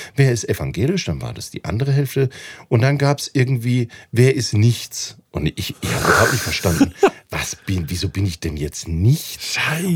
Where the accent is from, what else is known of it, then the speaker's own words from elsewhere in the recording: Mannheim, Baden-Württemberg, Germany; moved away as an adult; now in Valais, Switzerland; ich komme ja aus einer Arbeiterstadt Mannheim